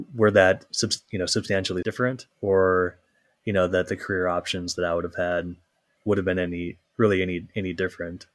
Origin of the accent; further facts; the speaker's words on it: Minnesota, United States; also born or lived in Michigan; I grew up in Minnesota, so not, not too far away.